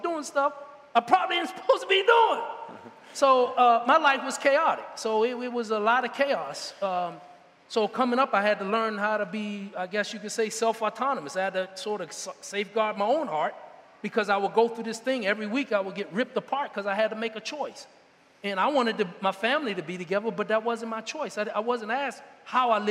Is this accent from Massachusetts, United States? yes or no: no; Washington, District of Columbia, United States; I was born in Washington, D.C. in the 1960s.